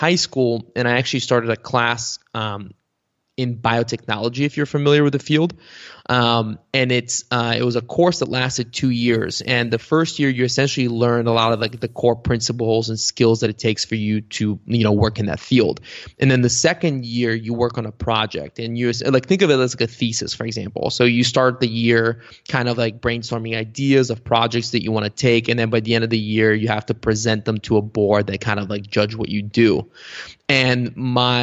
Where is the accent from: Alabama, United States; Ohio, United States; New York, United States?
Ohio, United States; Cincinnati; English is a second language; also born or lived in Bulgaria; where I grew up in Cincinnati